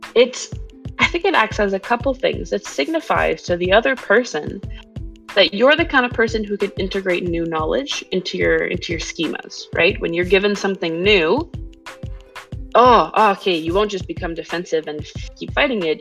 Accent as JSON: {"language": "English", "region": "Quebec", "country": "Canada", "tie": "born or raised there", "also_born_or_lived": "English-speaking Canada", "moved": "yes", "said": "I am Quebecoise. Uh, I was born in Quebec, but I live in Anglo Canada now."}